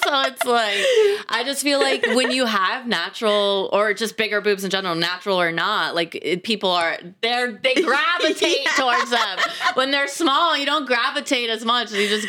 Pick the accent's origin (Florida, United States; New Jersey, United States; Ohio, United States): Florida, United States; Fort Lauderdale; also born or lived in Miami; I'm from South Florida. I was born in Miami. I grew up in like Fort Lauderdale.